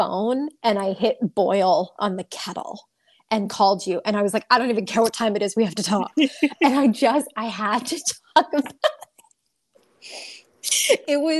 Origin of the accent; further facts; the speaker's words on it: New England, United States; I came over here from New England